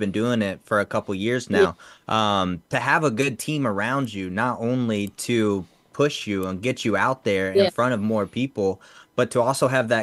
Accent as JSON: {"language": "English", "town": "Indianapolis", "region": "Indiana", "country": "United States", "said": "I'm originally from Indianapolis, 317 as well"}